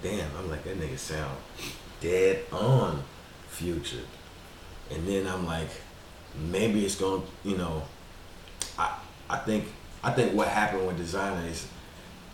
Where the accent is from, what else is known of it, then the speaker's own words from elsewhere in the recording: Texas, United States; I grew up in Texas